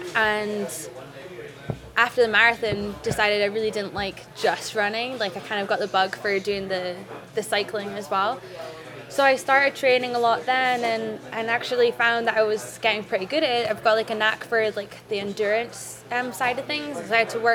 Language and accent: English; Scotland, United Kingdom; moved away as an adult; now in Las Vegas, United States; I'm from Scotland. I moved to Las Vegas in 2012